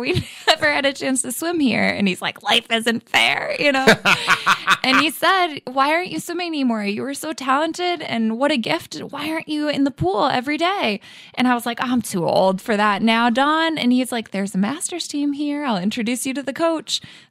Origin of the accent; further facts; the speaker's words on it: Massachusetts, United States; who is my swim coach at Greenwood Swim Club when I was growing up in Central Mass. And he's always such an inspiration. And we trained at Quinsigamond Community College.